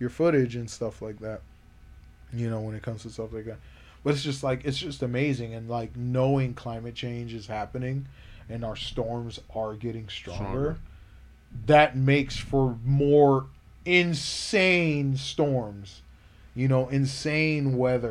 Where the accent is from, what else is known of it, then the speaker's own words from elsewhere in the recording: Florida, United States; growing up in Florida